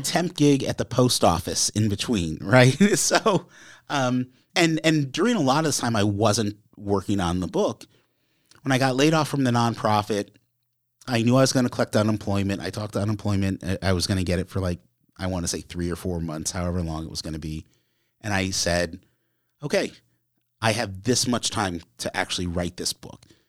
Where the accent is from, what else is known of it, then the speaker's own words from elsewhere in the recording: Connecticut, United States; where I grew up in Connecticut